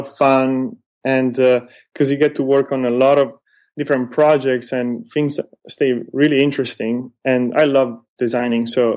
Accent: Milan, Lombardy, Italy; moved away as an adult; now in San Francisco, United States; I'm originally from Milan

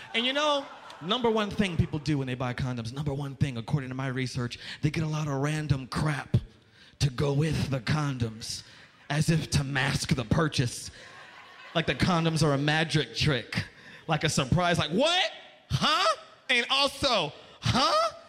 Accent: Las Vegas, Nevada, United States; moved away; also born or lived in New York; I am from Las Vegas

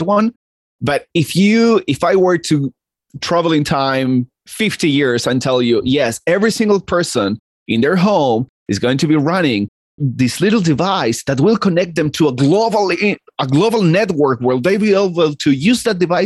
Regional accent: Argentina; I'm Argentinian and I grew up in Argentina

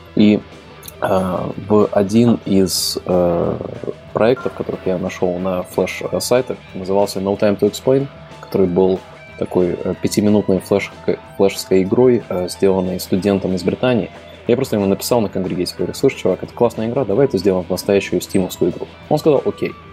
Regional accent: Latvia; я изначально из Латвии

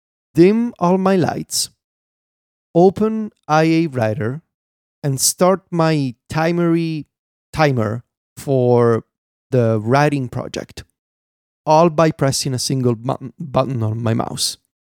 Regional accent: Italy; accent: Italian; English is a second language; As much as I think my accent has gotten better through the years in terms of not sounding as Italian as it did in 2013 when I first started podcasting, it's still there

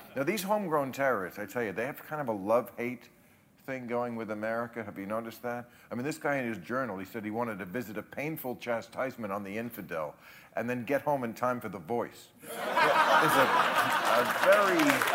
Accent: New Jersey, United States; my home state of New Jersey

